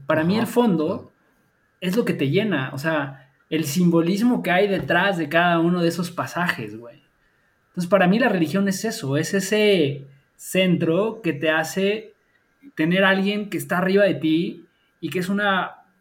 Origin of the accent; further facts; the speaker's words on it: Mexico; crecimos y nacimos en México